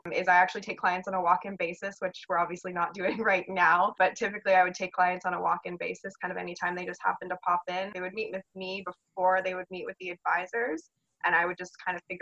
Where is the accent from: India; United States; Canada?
Canada; Niagara, Ontario; I'm local, so I'm from Niagara. I went to Sir Winston Churchill